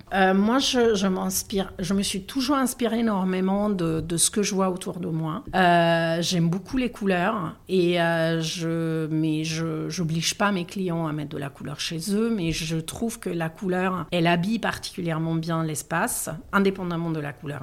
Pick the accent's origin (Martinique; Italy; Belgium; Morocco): Italy; Milan, Lombardy; accent: Italian; French is a second language; moved away as an adult; also born or lived in Paris, France; now in Aix-en-Provence, France; J'ai fait mes études à Milan. Je suis de Milan